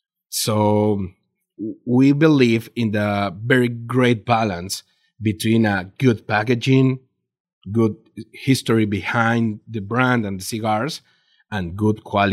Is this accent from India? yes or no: no; Mexico; English is a second language; okay, where are you from? From Mexico. From Mexico. Really? Yeah.